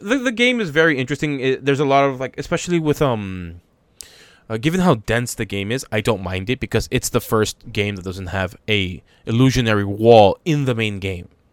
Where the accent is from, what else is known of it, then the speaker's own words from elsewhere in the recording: United States; being American